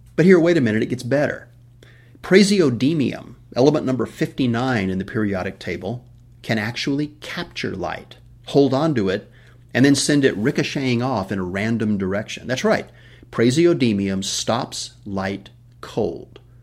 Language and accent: English; West Texas, United States; I was born in West Texas